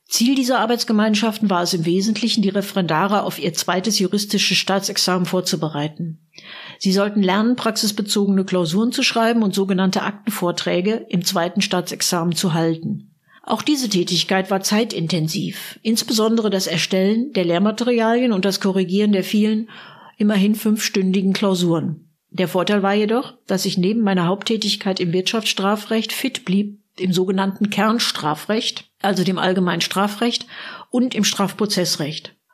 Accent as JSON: {"language": "German", "town": "Münster", "region": "North Rhine-Westphalia", "country": "Germany", "tie": "born or raised there", "moved": "as an adult", "lives_now": "Berlin, Germany", "said": "Als gebürtige Münsteranerin"}